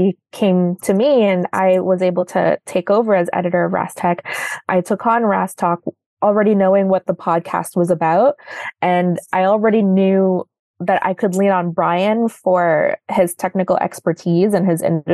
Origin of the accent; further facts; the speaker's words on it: Toronto, Ontario, Canada; also born or lived in Makati City, Philippines; I was born in Makati City, which is part of the greater Manila area. I moved to Canada. I moved to Toronto in 2001. I was 9 years